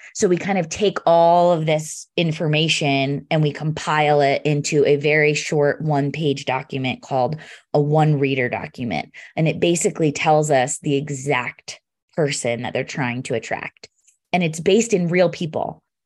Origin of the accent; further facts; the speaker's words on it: Pennsylvania, United States; now in Denver, United States; I'm from Pennsylvania originally